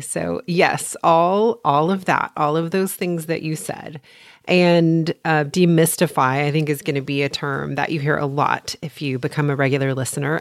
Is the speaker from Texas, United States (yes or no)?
yes; Texas, United States; also born or lived in Port Townsend, Washington; I am from Texas. I have lived here most of my life, with the exception of one year